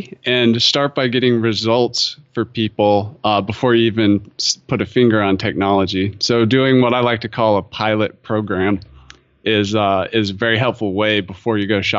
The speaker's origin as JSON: {"language": "English", "region": "North Carolina", "country": "United States", "tie": "born or raised there", "said": "I grew up in North Carolina, and I figured out early on that I was really into the outdoors"}